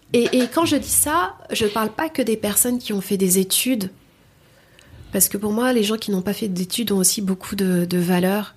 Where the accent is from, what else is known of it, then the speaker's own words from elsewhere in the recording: Noisy-le-Grand, Île-de-France, France; je viens de Noisy-le-Grand 93